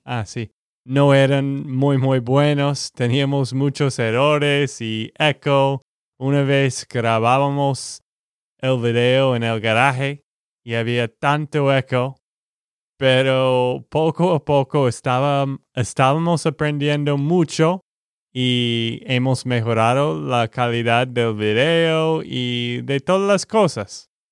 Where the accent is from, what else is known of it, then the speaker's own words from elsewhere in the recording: Texas, United States; de Texas, Estados Unidos.